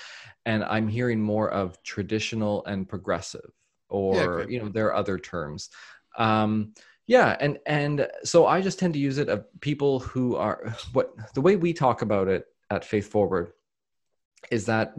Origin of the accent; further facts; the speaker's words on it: Australia; also born or lived in Canada; So so as an Australian and a Canadian